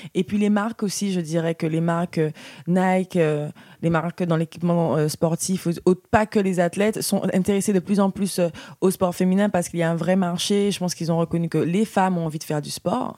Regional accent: Guadeloupe; moved away; j'ai grandi dans, en Guadeloupe

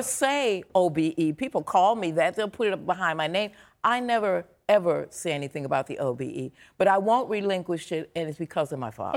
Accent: Chicago, Illinois, United States; I'm from Chicago.

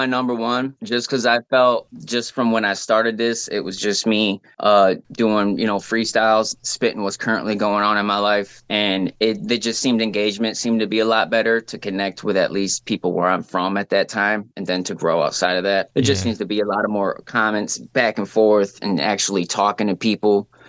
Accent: Lansing, Michigan, United States; I'm really from Lansing's what I claim, because that's like what's made me, the capital of Michigan, Lansing.

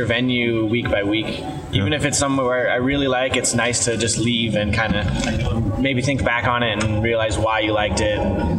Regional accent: San Luis Obispo, California, United States; I grew up in San Luis Obispo.

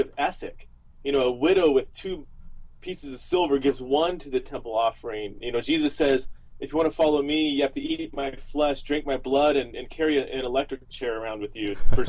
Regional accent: Southern California, United States; I was born and raised in Southern California

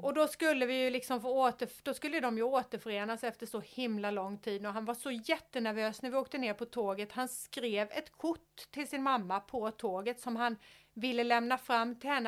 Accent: Sweden; jag är en svensk tjej i 50-årsåldern

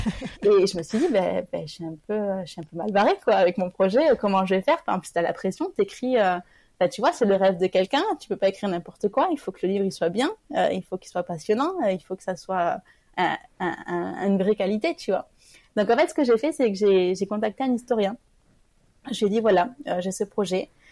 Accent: Toulouse, Occitania, France; moved away; je suis originaire de Toulouse

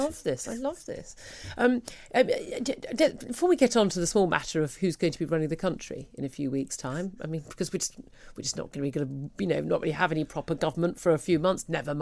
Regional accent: United Kingdom; We're British.

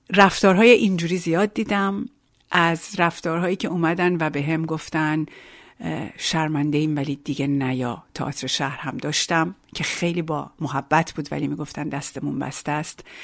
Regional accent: Iran; moved away as an adult; now in France; آنچه که در ایران داشتم

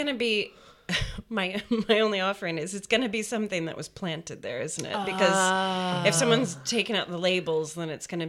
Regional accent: United Kingdom; I'm British.

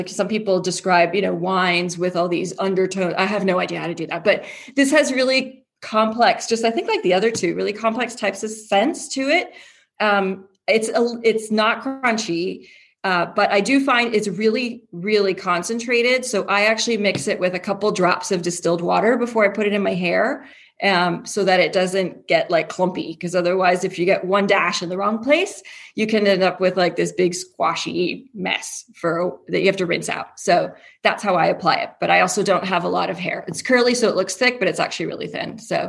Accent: Toronto, Ontario, Canada; now in Houston, United States; So I'm from Canada. I'm from Toronto. But I live in Houston now

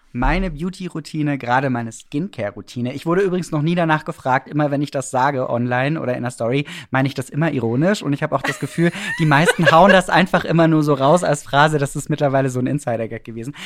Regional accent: Swabian Black Forest, Baden-Württemberg, Germany; also born or lived in Stuttgart; now in Berlin, Germany; ich war ein kleiner Junge ähm, im schwäbischen Schwarzwald

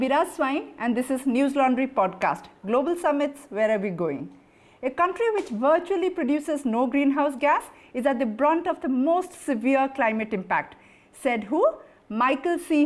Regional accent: Odisha, India; my home state, Odisha

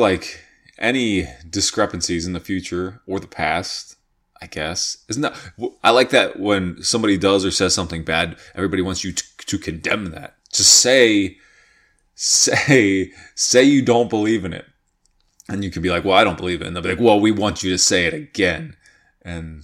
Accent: York, Pennsylvania, United States; I am from York, Pennsylvania

